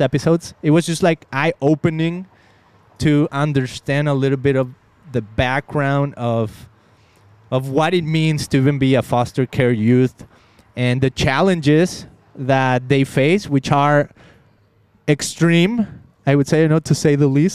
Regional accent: Mexico; now in United States; I came to America, I'm from Mexico

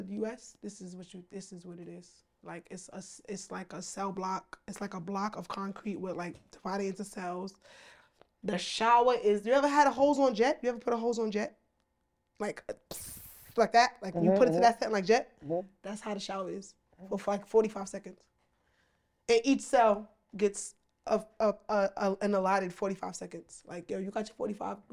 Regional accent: United States; we're from America

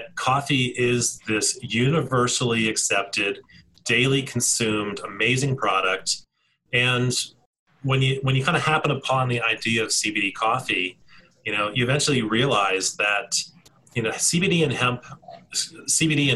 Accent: D.C., East Coast, United States; now in Colorado, United States; I grew up on the East Coast just outside of Washington, D.C.

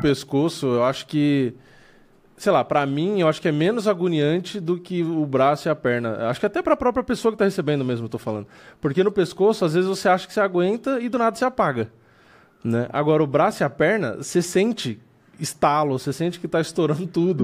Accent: São Paulo, Brazil; eu sou daqui de São Paulo

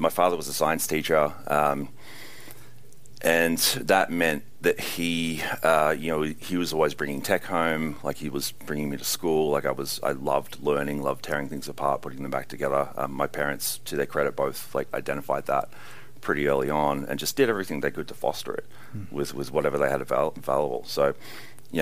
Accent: Australia; being Australian, and you know, just coming from an awful convict

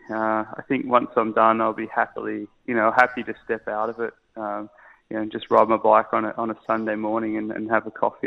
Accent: Australia; moved away; my wife's English, I'm Australian

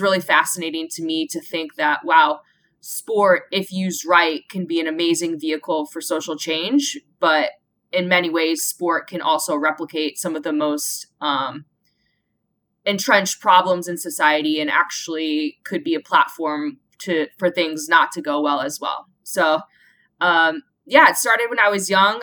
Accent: Iowa, United States; I grew up in Iowa um, in the mid 90s

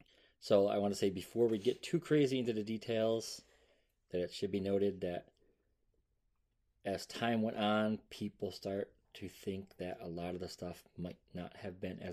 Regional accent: United States

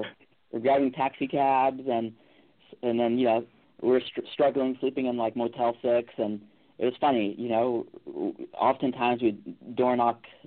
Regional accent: Calabasas, California, United States; I grew up in the Calabasas area

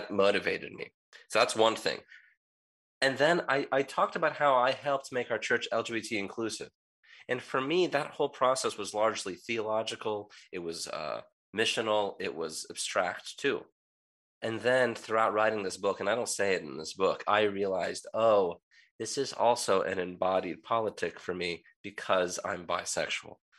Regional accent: United States; I grew up in the United States as a child of immigrants

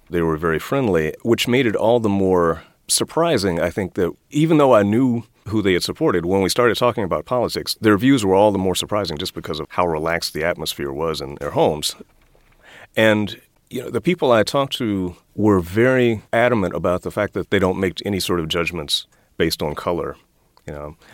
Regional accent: Washington, District of Columbia, United States; I grew up in Washington, D.C. in the 1960s and 1970s

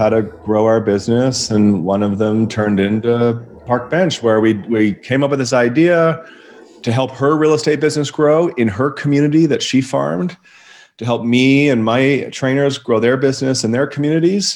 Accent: Vancouver, British Columbia, Canada; moved away as an adult; now in Okanagan Valley, Canada; I am originally from Vancouver, British Columbia, Canada

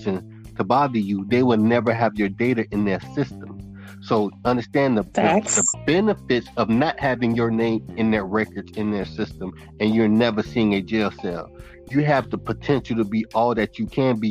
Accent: Naples, Florida, United States; also born or lived in Immokalee, Florida; Originally, I was born in Naples, Florida, N-A-P-L-E-S, Naples, Florida

